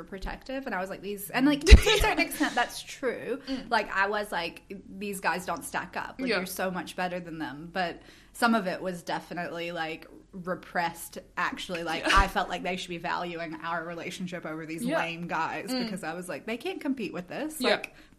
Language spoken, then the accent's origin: English; the South, United States; my growing up in the South largely impacted that.